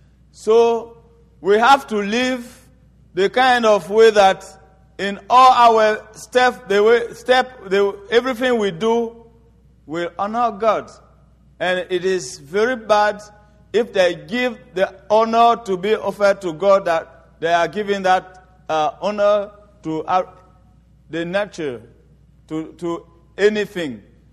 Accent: Côte d’Ivoire; I am from the Baoulé tribe in Ivory Coast. And the tribe I'm from is a tribe that worship highly the devil and witchcraft.

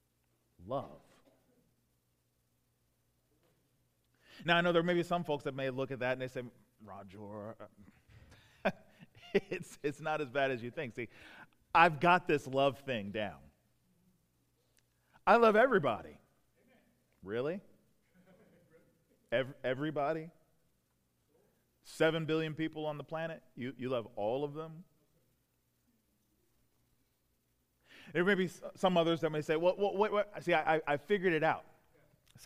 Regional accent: Prince George's County, Southern Maryland, United States; now in Baltimore, United States; I grew up in Southern Maryland, right around PG County, about the south side of PG County. You know, so right around Upper Marlboro, Brandywine, over in that part of town

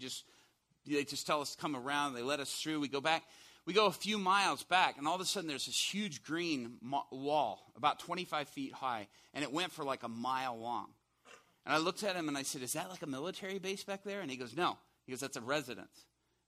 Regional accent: Chicago, Illinois, United States; I'm from Chicago

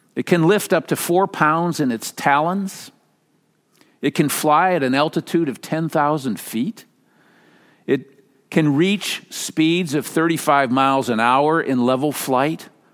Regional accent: Minnesota, United States; moved away; growing up in Minnesota

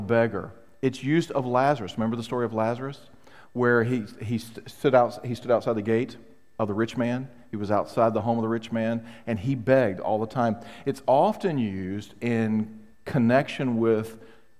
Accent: United States; I was raised, not only as an American, but I was raised in a very independent home

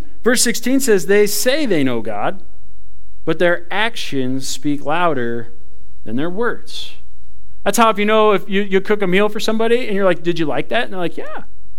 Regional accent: Ireland; I thought it was okay because I'm Irish. I thought I got a pass on that one. You don't get a pass on it because you're Irish.

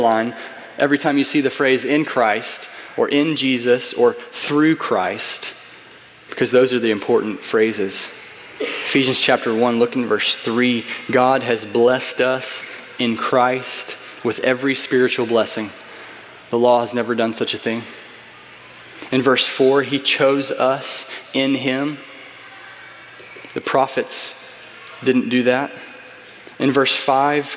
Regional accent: United States; I'm an American

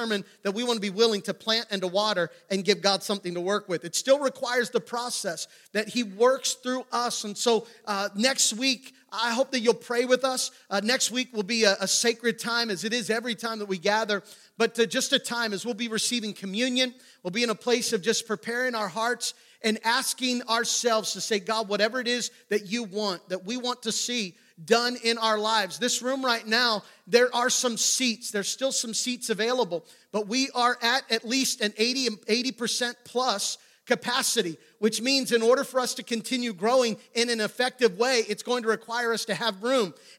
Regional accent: New Oxford, Pennsylvania, United States; my early years growing up in New Oxford, Pennsylvania, right outside of Gettysburg

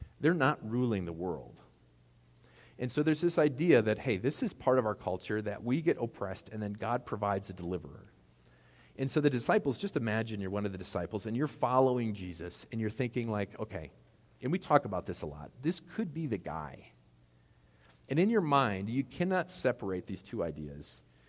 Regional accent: United States

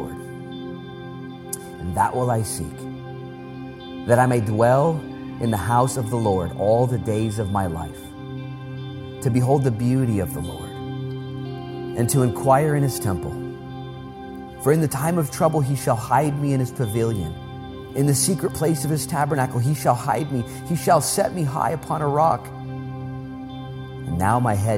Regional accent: United States; I'm proud to be an American

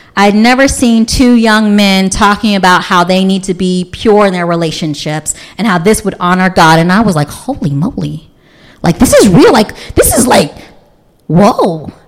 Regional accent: Louisville, Kentucky, United States; now in Montgomery County, United States; I grew up in Louisville, Kentucky, which is the Bible Belt

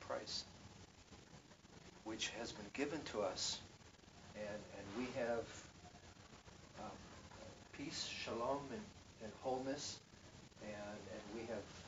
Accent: Israel; I grew up in Israel under an atmosphere of fear

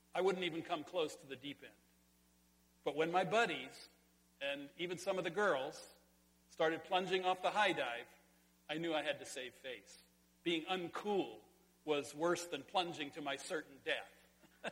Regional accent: Sonora, California, United States; in California, in my hometown, at the Sonora High School swimming pool high dive

